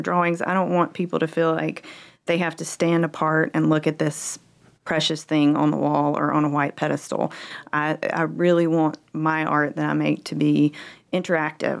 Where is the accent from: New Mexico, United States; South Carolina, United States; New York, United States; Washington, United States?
South Carolina, United States; Greenville; moved away as an adult; now in Fort Mill, United States; I'm a Greenville, Greenville native.